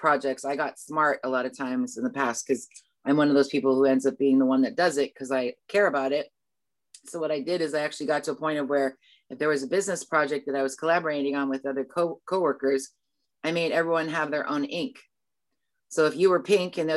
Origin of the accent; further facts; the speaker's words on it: United States; being an American who's traveled all over the world